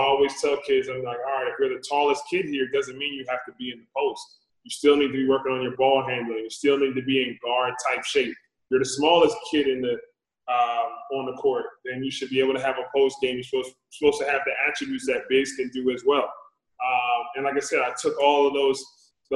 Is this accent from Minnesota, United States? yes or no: no; New Jersey, United States; moved away as an adult; also born or lived in Sacramento; I'm born and raised in New Jersey, living in this area